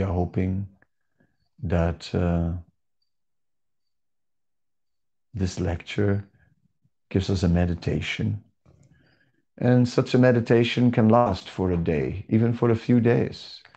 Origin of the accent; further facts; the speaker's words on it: Amsterdam, North Holland, Netherlands; I'm from Amsterdam